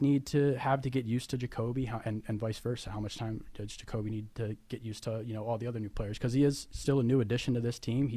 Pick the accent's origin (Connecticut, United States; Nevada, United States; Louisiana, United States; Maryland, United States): Maryland, United States; I'm from Maryland.